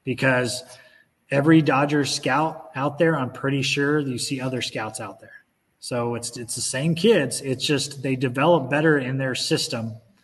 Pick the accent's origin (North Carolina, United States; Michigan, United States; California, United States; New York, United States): California, United States; Orange County; growing up in Orange County